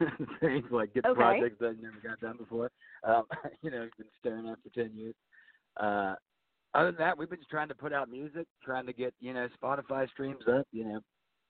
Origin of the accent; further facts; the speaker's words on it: Churchville, Virginia, United States; I grew up here in Churchville. It's a real rural area. I grew up on a farm